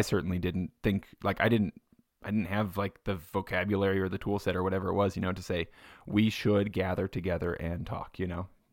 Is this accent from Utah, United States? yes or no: yes; Payson, Utah, United States; I grew up in Payson.